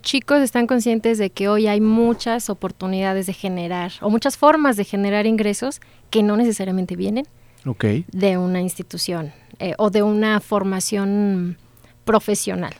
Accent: San Luis Potosí, Mexico; moved away as an adult; now in Celaya, Mexico; yo soy orgullosamente egresada de la licenciatura en Administración de nuestro sistema de los tecnológicos, pero del estado de San Luis Potosí

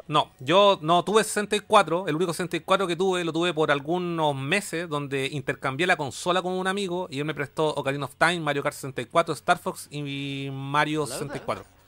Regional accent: Chile

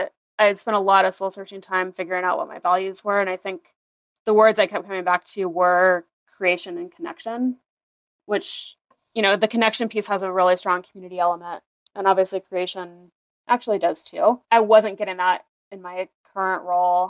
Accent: rural Iowa, United States; born or raised there

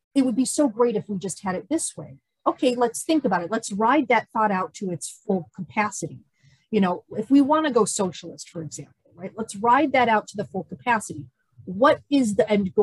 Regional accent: United States; as an American

